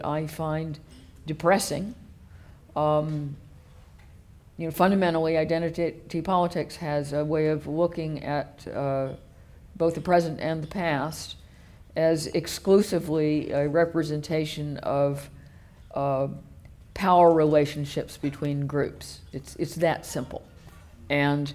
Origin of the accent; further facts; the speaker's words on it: the American South, United States; moved away as an adult; now in United Kingdom; I was born in the American South, which is even weirder.